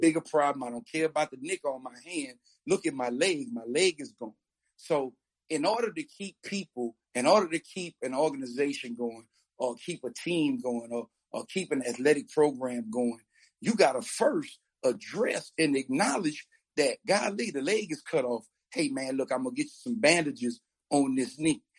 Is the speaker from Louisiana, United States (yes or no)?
yes; New Orleans, Louisiana, United States; I'm I'm from New Orleans, uh, and in New Orleans, uh, we we kind of have a subculture